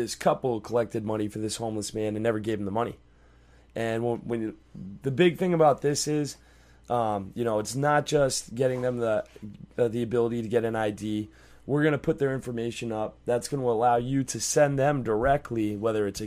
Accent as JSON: {"language": "English", "region": "Massachusetts", "country": "United States", "moved": "yes", "lives_now": "Florida, United States", "said": "I am from Massachusetts, and we pay state taxes up there"}